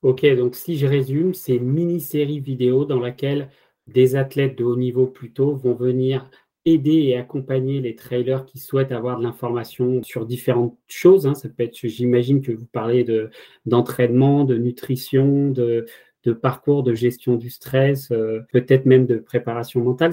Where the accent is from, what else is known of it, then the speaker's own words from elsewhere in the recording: France; je suis français